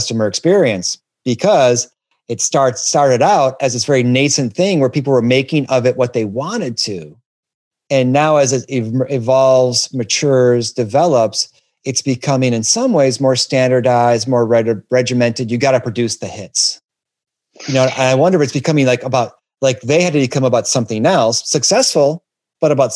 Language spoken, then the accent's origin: English; Detroit, Michigan, United States; I'm from Detroit